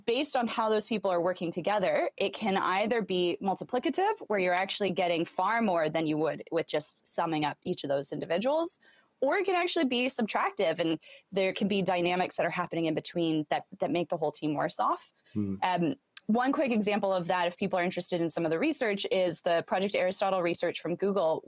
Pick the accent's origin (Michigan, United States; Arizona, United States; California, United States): Arizona, United States; Southern; moved away as an adult; also born or lived in Stanford / San Francisco; so I grew up in Southern Arizona, close to the border with Mexico